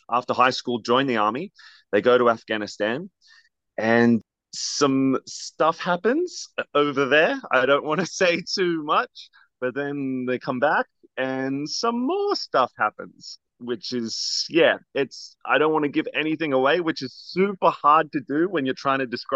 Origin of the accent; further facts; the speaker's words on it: Australia; moved away; I have a bit of an accent. I'm originally from Australia.